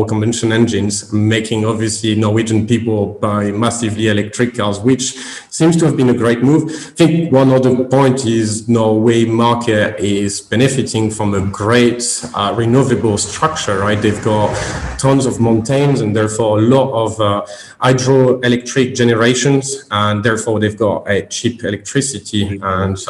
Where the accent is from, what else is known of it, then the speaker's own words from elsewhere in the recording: French Caribbean, French Antilles, France; English is a second language; moved away as an adult; now in United Kingdom; obviously I'm French. I came from Caribbean actually, and I studied in France